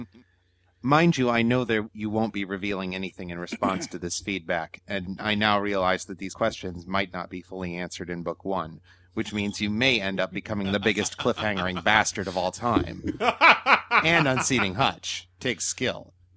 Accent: New Zealand

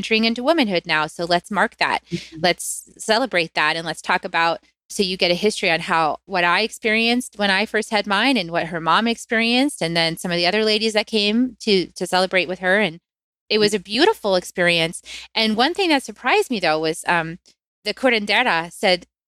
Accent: United States; I grew up in the United States

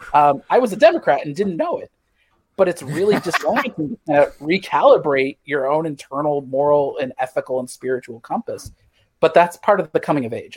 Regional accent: Missouri, United States; moved away; I grew up in Missouri

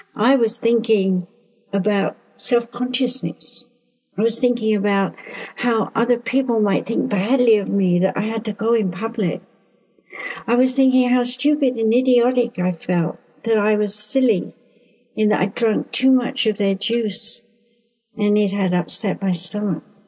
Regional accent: United Kingdom; I being British

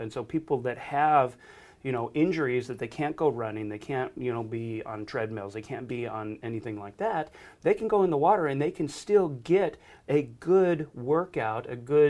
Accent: Buffalo, New York, United States; I mean, I grew up in Buffalo, New York, and nobody had swimming pools there.

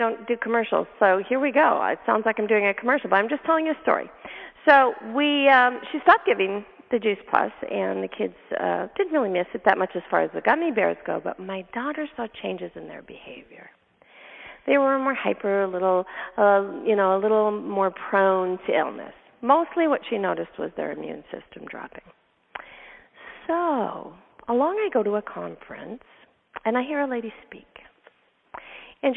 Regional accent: Canada; moved away; I'm from Canada originally

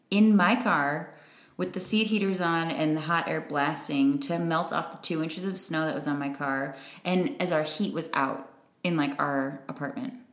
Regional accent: Chicago, Illinois, United States; moved away as an adult; now in Milwaukee, United States; i still say i'm from chicago okay like i'm still like from there that's i spent the majority of my life there i feel like all of whether it was the suburbs the city whatever cultivated me

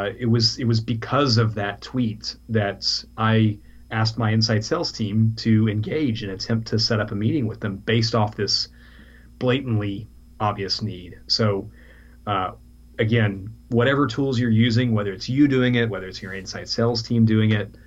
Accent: Texas, United States; moved away as an adult; now in London, United Kingdom; We're from Texas originally.

